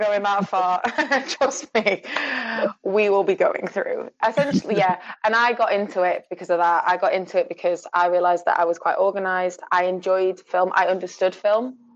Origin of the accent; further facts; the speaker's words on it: Sheffield, Yorkshire and the Humber, United Kingdom; now in Glasgow, United Kingdom; I live in Glasgow at the moment, but I'm from Sheffield